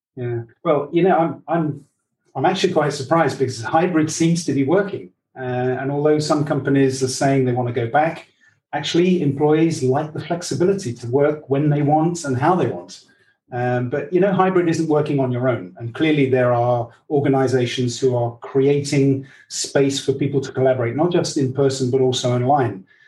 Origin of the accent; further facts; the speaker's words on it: England, United Kingdom; I I'm English and half Dutch.